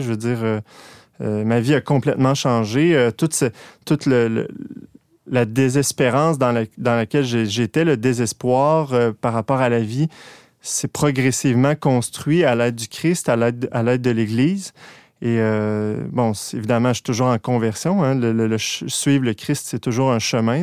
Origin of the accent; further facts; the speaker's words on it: Quebec, Canada; je viens de Québec. Euh, je suis né euh, dans une famille un peu instable